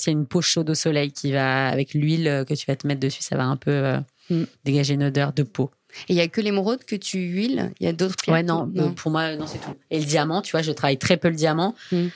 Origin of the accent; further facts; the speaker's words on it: Metz, Grand Est, France; Enfin l'est de la France me fait pas déprimer comme quand je dis que je viens de Metz